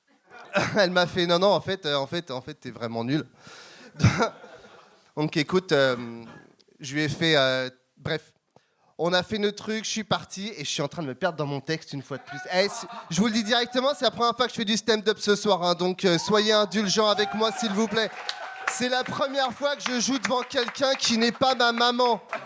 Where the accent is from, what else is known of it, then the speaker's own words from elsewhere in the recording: Longueuil, Quebec, Canada; je viens de Longueuil